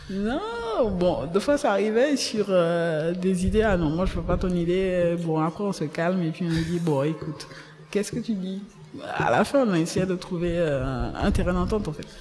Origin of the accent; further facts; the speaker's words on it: Abidjan, Côte d’Ivoire; Je viens d'Abidjan, plus précisément d'Abobo